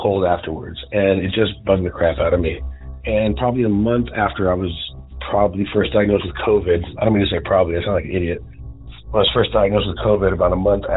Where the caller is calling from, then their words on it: Southern California, United States; I'm calling from Southern California